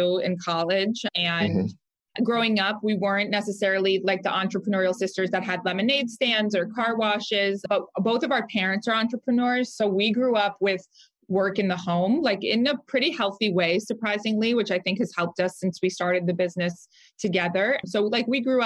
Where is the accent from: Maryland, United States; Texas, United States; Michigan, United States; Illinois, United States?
Maryland, United States; Rockville; moved away as an adult; also born or lived in Delaware; now in Philadelphia, United States; I'm originally from Rockville, Maryland in the DC area